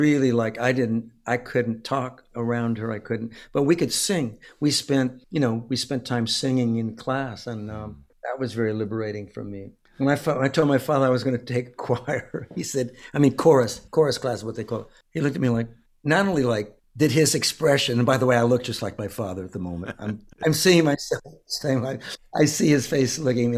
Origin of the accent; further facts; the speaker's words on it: California, United States; growing up in California, I've known Mexican American people my whole life